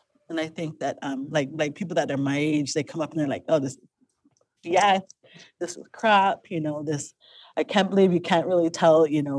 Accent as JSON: {"language": "English", "town": "Lodge Grass", "region": "Montana", "country": "United States", "said": "I'm married to a Cheyenne. I'm Crow. I'm from Lodgegrass, Montana."}